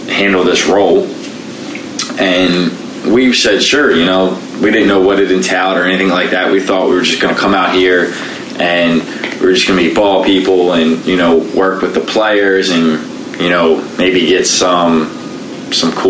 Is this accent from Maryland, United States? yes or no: yes; Baltimore, Maryland, United States; I'm from Baltimore, Maryland.